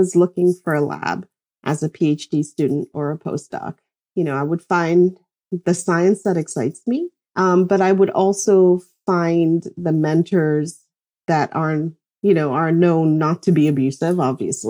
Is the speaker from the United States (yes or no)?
no; Lesotho; moved away; I grew up in Lesotho, which was technically politically independent.